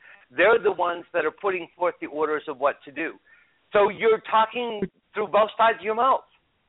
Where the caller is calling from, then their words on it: Colorado, United States; I'm in Colorado.